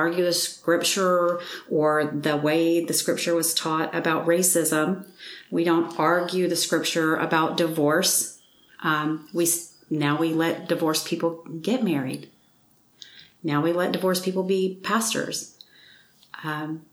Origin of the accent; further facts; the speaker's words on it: Mississippi, United States; I was raised in Mississippi.